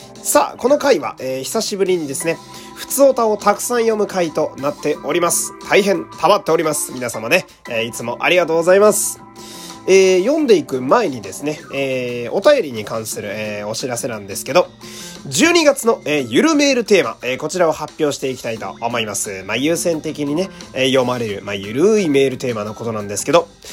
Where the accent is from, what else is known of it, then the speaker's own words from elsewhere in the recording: Fukui, Japan; 私やと地元福井なんで